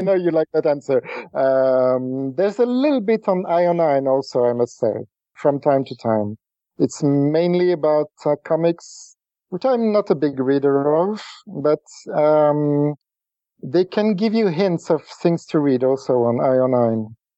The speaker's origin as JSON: {"language": "English", "country": "France", "second_language": "English", "said": "I'm not English speaking. I'm not an English speaker. I'm, I'm French."}